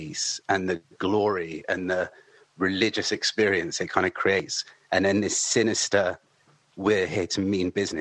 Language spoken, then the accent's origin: English; near Southampton, Hampshire, South East England, United Kingdom; as a kid growing up near Southampton